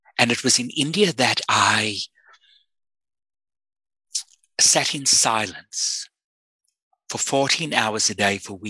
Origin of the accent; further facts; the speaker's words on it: South Africa; I was born in South Africa at the height of the apartheid system